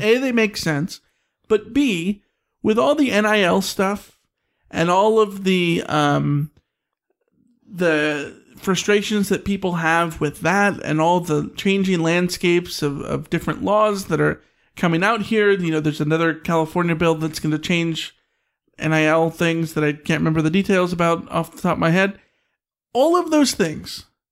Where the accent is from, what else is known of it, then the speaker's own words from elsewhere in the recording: United Kingdom; I'm British.